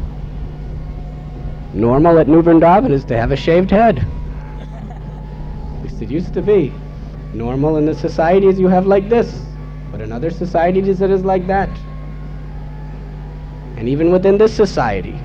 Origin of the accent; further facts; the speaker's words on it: United States; I was born in America